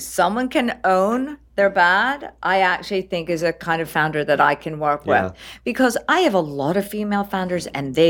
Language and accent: English; East Coast, United States; I'm from the East Coast.